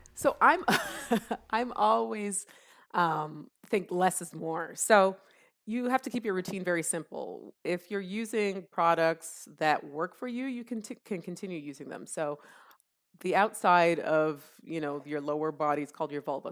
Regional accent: Canada; also born or lived in Columbus, Ohio, United States / Jamaica (ancestry); now in United States; I was born and raised in Canada

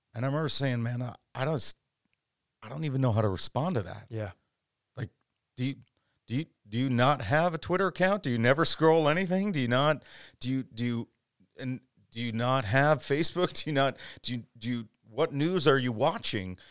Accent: Chicago, Illinois, United States; moved away as an adult; also born or lived in Dallas, Texas / Wisconsin / Twin Cities, Minnesota; I planted a church five years ago, about 20 minutes south of you in the southwest suburbs of Chicagoland. I grew up here

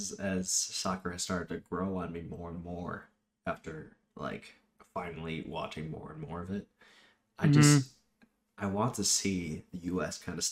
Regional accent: United States; as an American

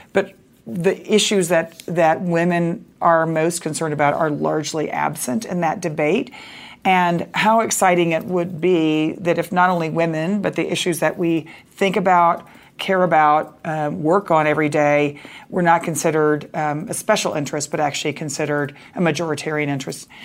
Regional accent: Dallas, Texas, United States; I grew up in Dallas, Texas

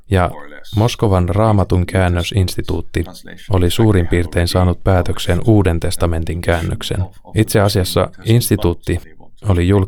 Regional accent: Netherlands; Koska itse olen Alankomaista ja taustaltani protestantti

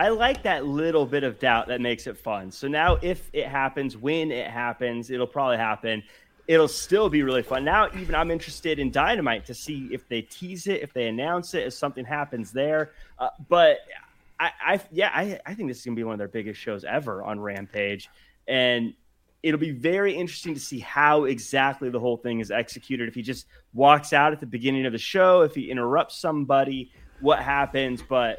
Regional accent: Tacoma, Washington, United States; Yeah, where I grew up in Tacoma, Washington, where it didn't snow that much.

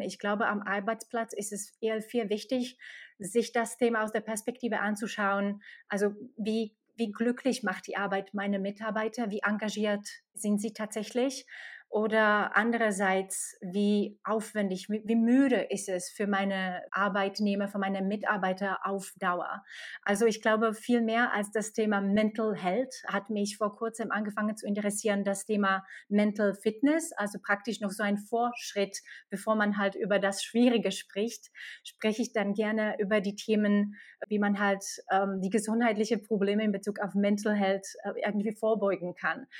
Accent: Slovakia; German is a second language; moved away as an adult; also born or lived in Czech Republic / Ireland; now in Germany; ich komme nicht aus Deutschland. Ich komme aus der Slowakei und bin nach Deutschland vor neun Jahren über Tschechien, Irland und Deutschland gekommen

